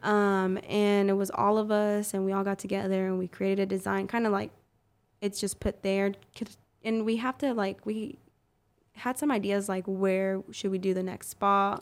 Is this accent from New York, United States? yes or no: no; Oklahoma City, Oklahoma, United States; born and raised on the South Side.